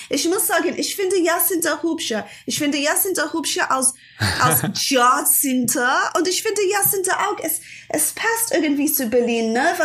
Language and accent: German; England, United Kingdom; born there; Also, ich bin 1980 geboren in England.